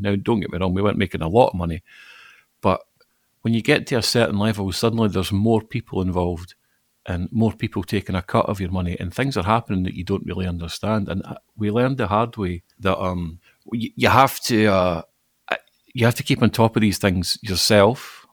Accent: Falkirk, Scotland, United Kingdom; moved away as an adult; now in Glasgow, United Kingdom; I'm not from Glasgow. I, I, was born and grew up in Falkirk, but I moved here uh, about the same time we were talking about earlier, about 1999.

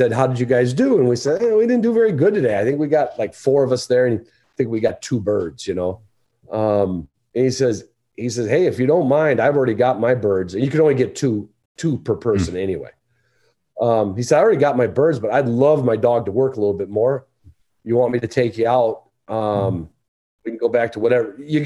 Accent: Chicago, Illinois, United States; moved away as an adult; now in Michigan, United States; I love growing up in Chicago.

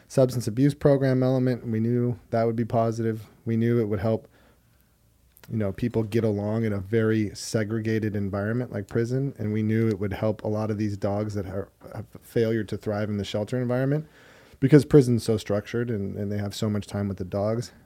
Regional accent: Hermosa Beach, California, United States; I'm from Hermosa Beach, California

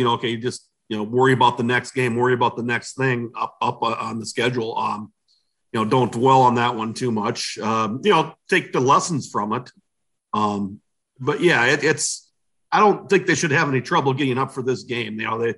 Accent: Illinois, United States; No, I'm from Illinois.

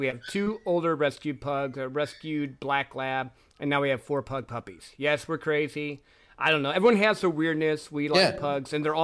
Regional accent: Midwest, United States; I grew up in the Midwest

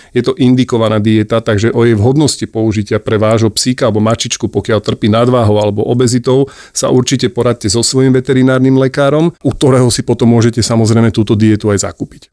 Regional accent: Bratislava, Bratislava Region, Slovakia; moved away as an adult; also born or lived in Košice; je počuť, že som z Bratislavy

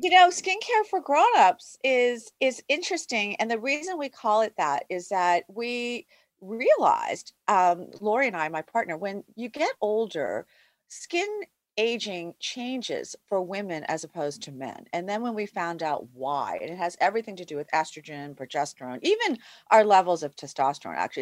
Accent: United States; I'm Asian American

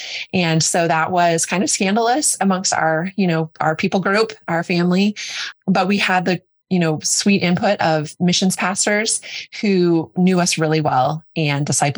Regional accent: Denver, Colorado, United States; I was born and raised in Denver into a non-believing home.

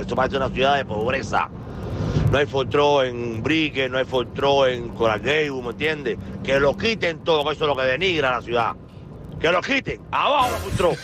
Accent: Venezuela; moved away; como venezolano

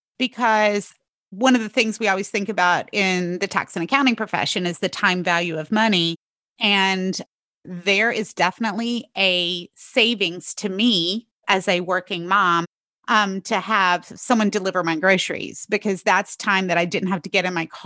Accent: North Carolina, United States; now in Pennsylvania, United States; I'm from North Carolina

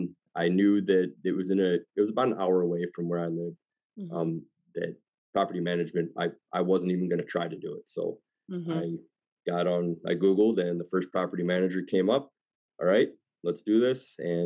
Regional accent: Illinois, United States; I'm from the Northern Illinois area, about 2 hours west of Chicago.

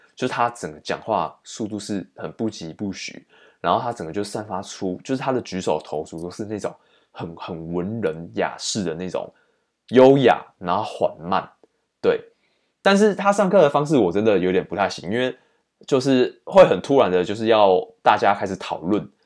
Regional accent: Taiwan; 我们台湾这边有在用的汉字

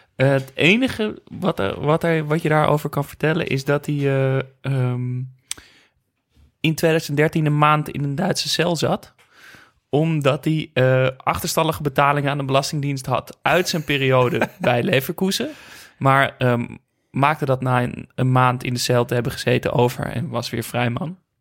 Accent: Netherlands; ik uit Nederland kwam

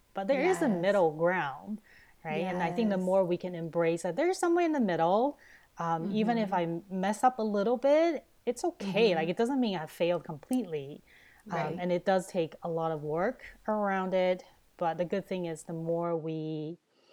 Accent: Taiwan; now in Canada; I grew up in Taiwan, that's in Asia

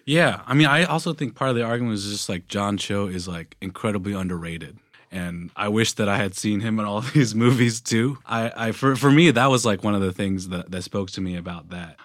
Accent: Tennessee, United States; I grew up in Tennessee

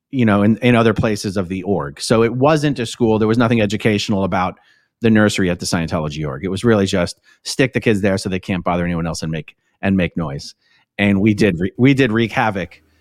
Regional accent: Philadelphia, Pennsylvania, United States; I grew up in Philly, but I didn't really grow up in Philly. It is sort of very nomadic, as you say.

